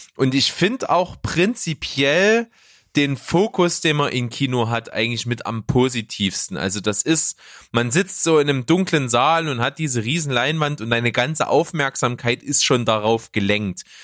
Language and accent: German; Leipzig, Saxony, Germany; bei uns in Leipzig